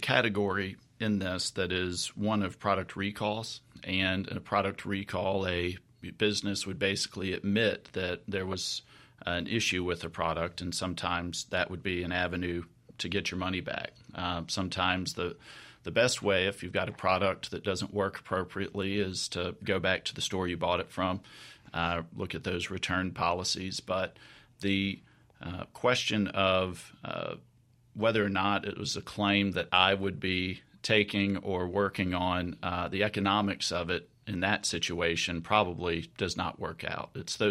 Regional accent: Jackson, Mississippi, United States; I am a Mississippi boy. I was born in Jackson, some of my early life in the Mississippi Delta, and live with my family here in Jackson.

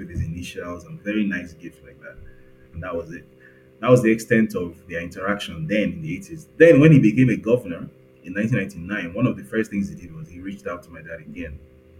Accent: Lagos, Nigeria; I grew up in Lagos

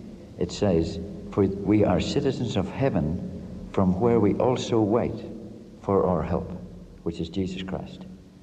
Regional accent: Omagh, Northern Ireland, United Kingdom; moved away as an adult; also born or lived in Sydney, Australia; now in Melbourne, Australia; I was born in Omagh, in Northern Ireland, and they tell me I'm British. I went to Australia at 18 in 1965, And I soon realized I was not British, I was Irish

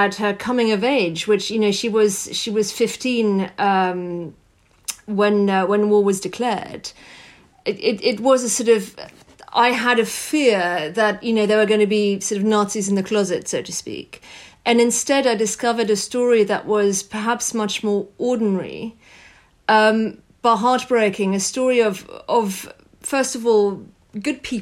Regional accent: France; I grew up in France

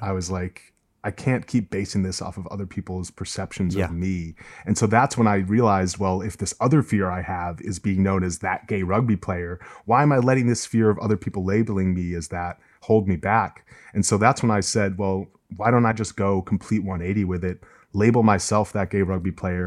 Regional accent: Massachusetts, United States; I grew up in Massachusetts, which for people who don't know is like among the most socially liberal places in the U.S.

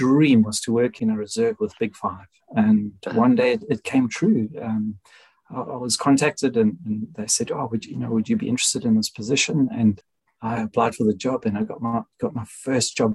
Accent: South Africa; moved away as an adult; now in United Kingdom; I'm South African

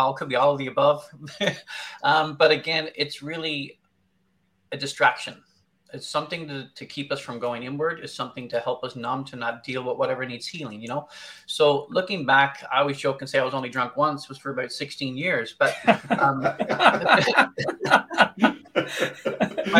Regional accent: Newfoundland and Labrador, Canada; also born or lived in Arctic; now in London, Canada; I'm originally from Newfoundland. I spent over 16 years in the Arctic

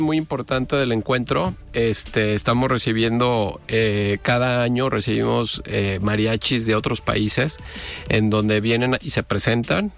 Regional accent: Jalisco, Mexico; como mexicanos, pero sobre todo como jaliscienses

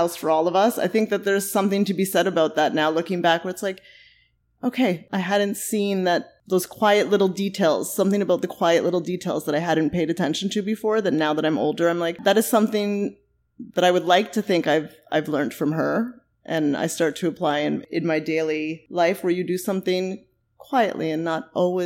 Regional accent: Mississauga, Ontario, Canada; moved away as an adult; now in Toronto, Canada; I was born here in Toronto, actually, down the street. We lived here for a very short time and then moved to Mississauga

